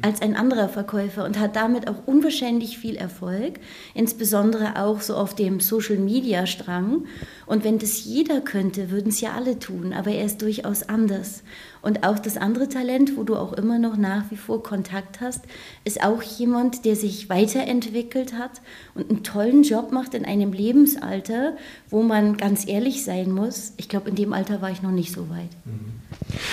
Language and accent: German; near Northeim, Lower Saxony, Germany; also born or lived in Northeim; Ich bin in Nordheim tatsächlich geboren, bin aber in einem Nachbarort mal aufgewachsen